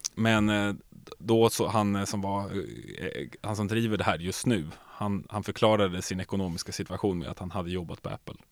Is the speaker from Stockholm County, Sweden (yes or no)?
yes; Nacka, Stockholm County, Sweden; moved away; also born or lived in Norrköping; Nacka där jag växte upp.